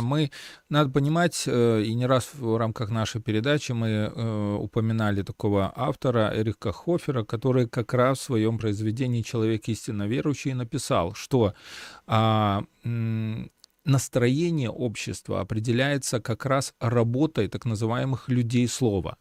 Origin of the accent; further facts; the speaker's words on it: Belarus; мы э, сейчас, белорусы